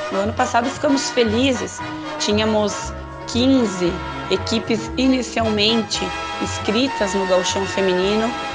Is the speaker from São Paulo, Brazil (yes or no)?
no; Caxias do Sul, Rio Grande do Sul, Brazil; sou de Caxias do Sul, que fica a 30 quilômetros de Farroupilha